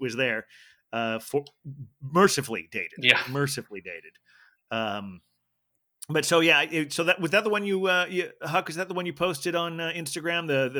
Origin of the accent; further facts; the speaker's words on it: Ohio, United States; now in New York, United States; where I grew up in Ohio